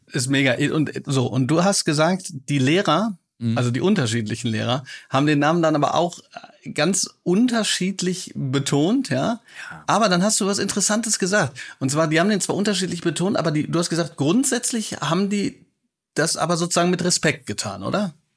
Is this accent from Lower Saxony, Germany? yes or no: no; Hagen, North Rhine-Westphalia, Germany; moved away; also born or lived in Bochum; ich trage ja sozusagen auch noch ein bisschen Liebe äh, für meine Heimat. Ich weiß nur, ich bin immer von Bochum nach Hagen gefahren